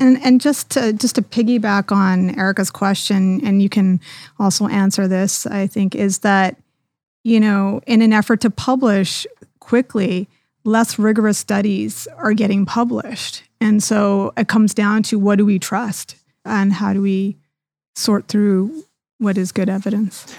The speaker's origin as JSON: {"language": "English", "country": "Canada", "moved": "yes", "lives_now": "United States", "said": "I'm from Canada originally, but now I'm working here in the U S"}